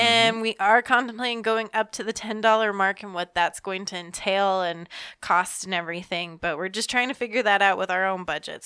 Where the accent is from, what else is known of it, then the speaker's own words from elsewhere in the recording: Georgia, United States; I'm from Georgia